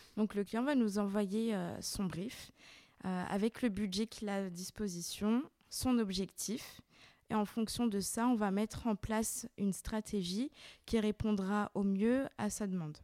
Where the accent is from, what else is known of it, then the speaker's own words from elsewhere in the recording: Lyon, Auvergne-Rhône-Alpes, France; Je suis née et j'ai grandi à Lyon